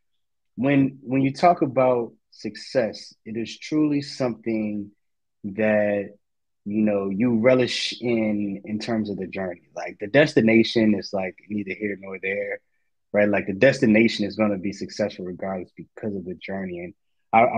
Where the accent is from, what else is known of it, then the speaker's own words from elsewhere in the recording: New Orleans, Louisiana, United States; moved away; my hometown, New Orleans